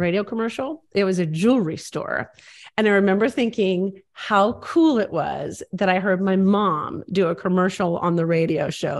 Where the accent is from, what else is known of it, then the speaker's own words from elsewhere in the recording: Bloomington, Illinois, United States; I was from Bloomington, Illinois